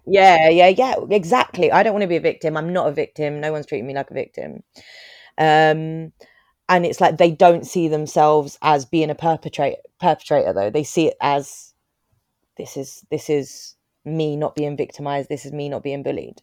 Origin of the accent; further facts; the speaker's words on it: Croydon, London, United Kingdom; I grew up in Croydon